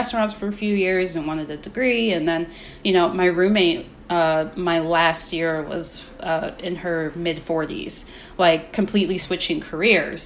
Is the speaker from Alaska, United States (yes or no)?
no; Maryland, United States; where I grew up in Maryland